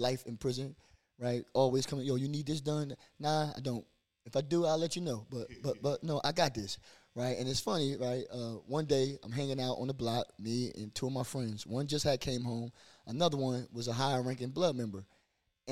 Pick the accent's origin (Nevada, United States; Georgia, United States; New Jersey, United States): New Jersey, United States; Trenton; I grew up in Wilbur section